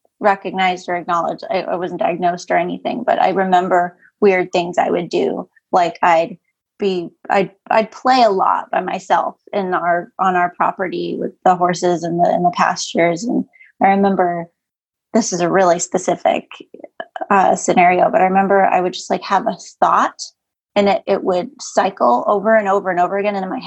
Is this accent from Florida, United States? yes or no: no; Western Massachusetts, United States; I grew up in Western Massachusetts, small, middle of nowhere town.